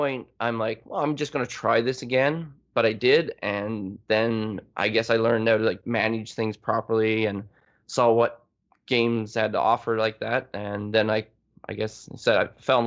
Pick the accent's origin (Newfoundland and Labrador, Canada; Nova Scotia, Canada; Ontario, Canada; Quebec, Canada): Newfoundland and Labrador, Canada; also born or lived in Vancouver; now in Toronto area, Canada; I'm from Newfoundland. You can't really say it's a city. It's a little town